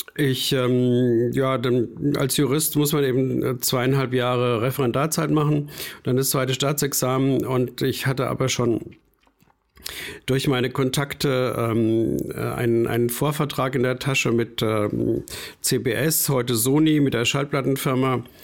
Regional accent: rural Bavaria, Germany; moved away; also born or lived in Frankfurt / Munich; Ich bin auf dem bayerischen, wirklich auf dem Plattenland aufgewachsen

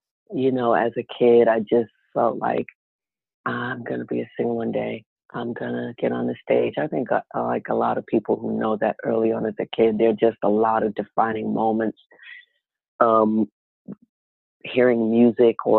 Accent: New York City, New York, United States; also born or lived in Philadelphia / Newark; I was born and raised mostly in Harlem, but my parents were separated when I was a kid and my dad was from Philly

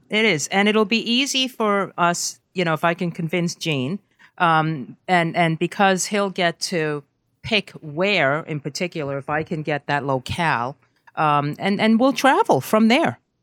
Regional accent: New York City, New York, United States; also born or lived in Brazil; I'm from Brooklyn

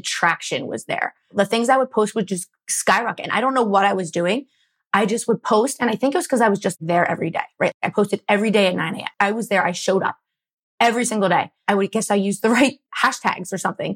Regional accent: Philadelphia, Pennsylvania, United States; I'm from Philly, born and raised in the suburbs

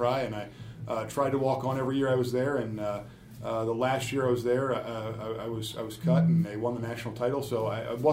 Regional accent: York, Pennsylvania, United States; also born or lived in Rossville, Pennsylvania; now in Cincinnati, United States; I grew up in York, Pennsylvania, moved around a little bit

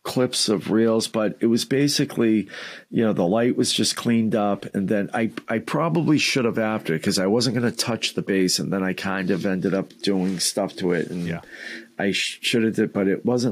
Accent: Somerville, Massachusetts, United States; also born or lived in Malden, Massachusetts; I grew up right outside of Boston in Somerville, which was kind of part of Boston back in the day

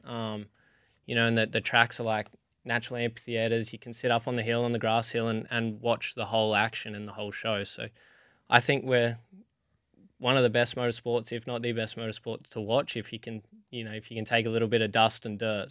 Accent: Alice Springs, Northern Territory, Australia; I grew up in Alice Springs racing go-karts

